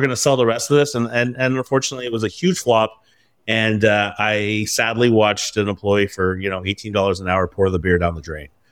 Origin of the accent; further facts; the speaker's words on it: Vancouver, British Columbia, Canada; now in Toronto, Canada; being in Ontario, although I'm from Vancouver.